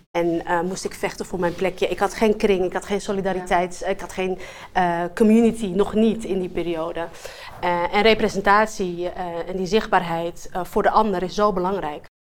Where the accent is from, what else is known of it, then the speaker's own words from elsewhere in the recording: Amsterdam, North Holland, Netherlands; Ik ben een Amsterdammer in hart en nieren, geboren getogen in Amsterdam-West.